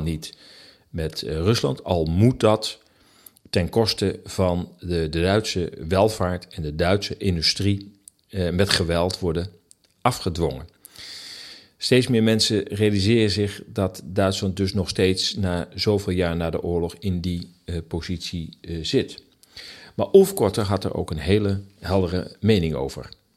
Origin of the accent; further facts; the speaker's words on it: Amsterdam, North Holland, Netherlands; Ik ken als Amsterdammer de stad nog uit de 60 en 70 jaren.